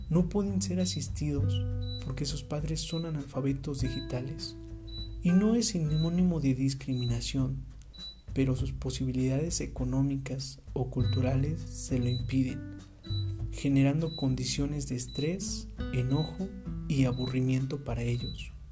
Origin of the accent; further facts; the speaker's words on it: Mexico; la pandemia es nuestro mayor problema en México o solamente es una cortina de humo que nosotros mismos como mexicanos generamos